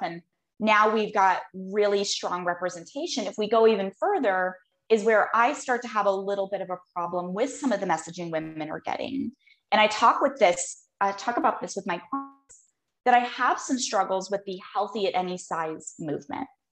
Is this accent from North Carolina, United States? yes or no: no; Phoenix, Arizona, United States; I was born and raised here